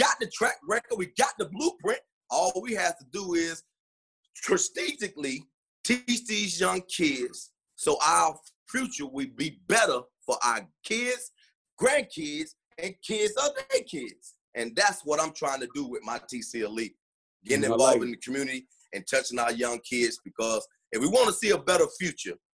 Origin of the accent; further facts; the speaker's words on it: South Florida, United States; moved away as an adult; now in Minneapolis, United States; I'm from Florida, where football is speed.